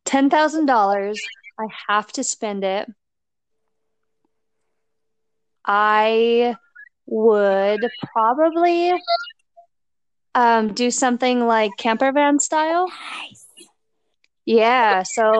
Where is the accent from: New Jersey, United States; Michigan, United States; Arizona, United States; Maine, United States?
Arizona, United States; also born or lived in Minnesota / Colorado; I was born in Minnesota and I ended up moving to Arizona with my family and my mom. And I lived in Arizona, went to elementary school, junior high school, and then most of college.